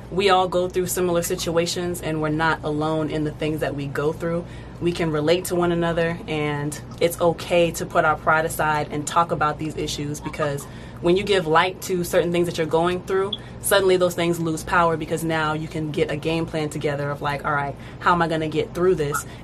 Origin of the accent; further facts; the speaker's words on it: Fayetteville, United States; born there; also born or lived in Delaware / Virginia / Texas / Hawaii; now in Georgia, United States; So I was born in Fayetteville and I've lived in Delaware, Virginia, Texas, Hawaii, now Georgia.